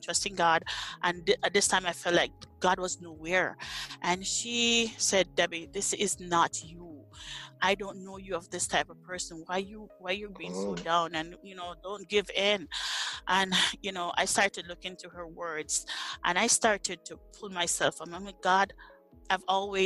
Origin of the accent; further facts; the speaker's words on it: Jamaica; moved away as an adult; now in Nebraska, United States; I was uprooted from Jamaica and planted in Nebraska